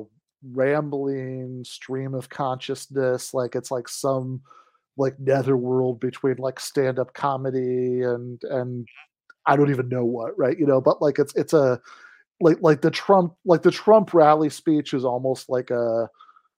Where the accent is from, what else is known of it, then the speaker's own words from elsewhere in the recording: Michigan, United States; my home state of Michigan